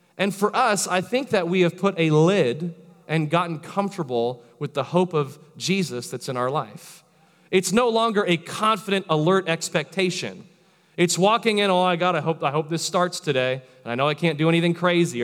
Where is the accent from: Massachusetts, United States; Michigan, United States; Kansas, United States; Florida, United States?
Florida, United States; I'm from Florida, born and raised